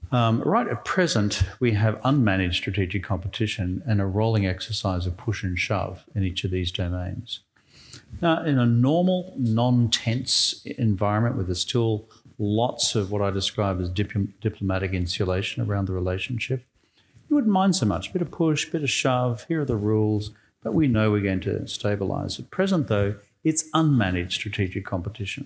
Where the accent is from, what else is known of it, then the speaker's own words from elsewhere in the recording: Australia; moved away as an adult; I'm an Australian